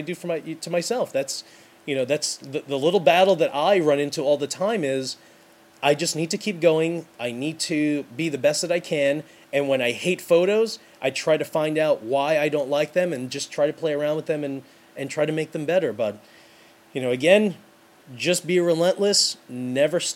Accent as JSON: {"language": "English", "town": "New York City", "region": "New York", "country": "United States", "said": "I'm from New York City."}